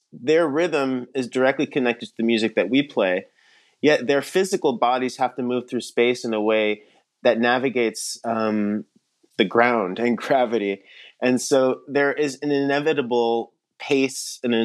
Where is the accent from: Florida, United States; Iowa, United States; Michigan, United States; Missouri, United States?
Florida, United States; Miami; I'm actually originally from Miami, Florida. That's where I grew up.